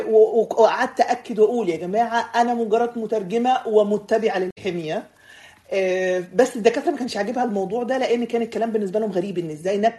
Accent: Egypt; also born or lived in Saudi Arabia; now in Sweden; مصريه آه، عايشه في السويد ومعايا الجنسيه السويديه فانا يعتبر آه، ليا انتماء سويدي اصلا من مواليد السعوديه وتربيت شويه في السعوديه

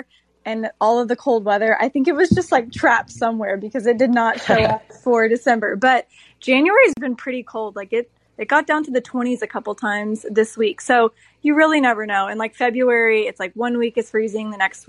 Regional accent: Dallas, Texas, United States; also born or lived in Austin, Texas; I am from North Texas, Dallas area, and I'm a pop singer-songwriter.

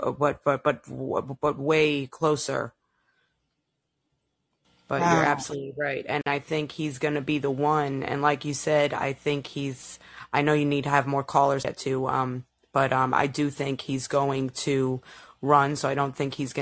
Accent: New York City, New York, United States; now in Florida, United States; I was born and raised in Brooklyn and moved here a long time ago

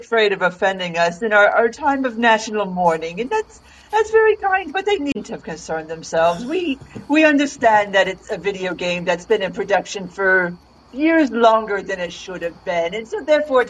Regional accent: United Kingdom

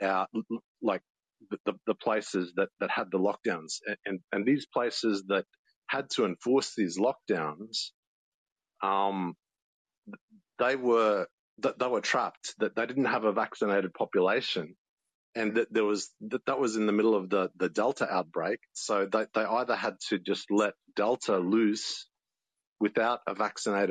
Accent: Australia; I'm Australian

